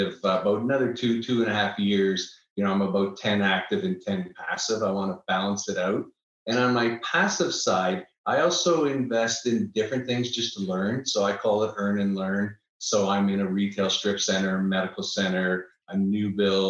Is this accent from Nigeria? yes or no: no; Niagara Falls, Ontario, Canada; now in Austin, United States; I'm originally from Niagara Falls, Canada